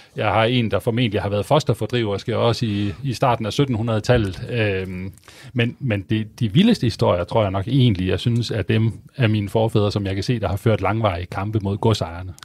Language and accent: Danish; Viborg, Central Denmark Region, Denmark; jeg kommer selv fra Viborg oprindeligt